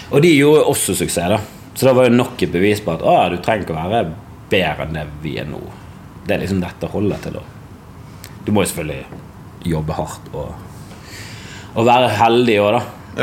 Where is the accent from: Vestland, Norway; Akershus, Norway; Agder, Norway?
Vestland, Norway; Bergen; jeg er fra Bergen.